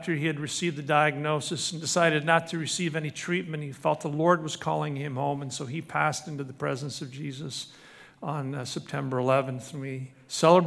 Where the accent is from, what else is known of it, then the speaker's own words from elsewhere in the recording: Scotland, United Kingdom; now in Canada; I was born in Scotland